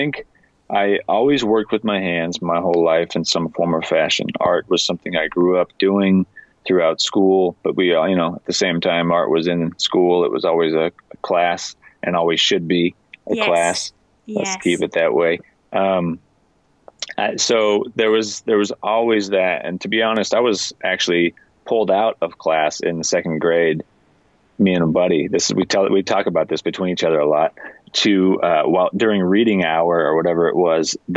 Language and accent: English; Washington, United States; I grew up in Washington State